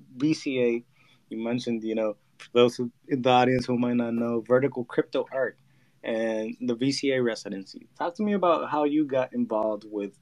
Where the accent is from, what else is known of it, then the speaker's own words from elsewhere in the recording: Puerto Rico; now in Florida, United States; I'm actually in Florida. I'm from Puerto Rico.